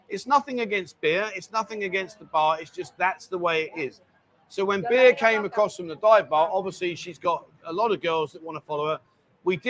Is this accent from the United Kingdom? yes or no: yes; London, United Kingdom; now in Pattaya, Thailand; I'm from London